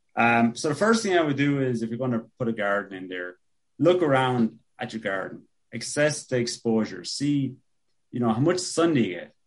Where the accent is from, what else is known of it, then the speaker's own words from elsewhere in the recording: Ireland; also born or lived in Oregon; now in Buffalo, United States; growing up in Ireland, there was always this hazy, just constant hazy rain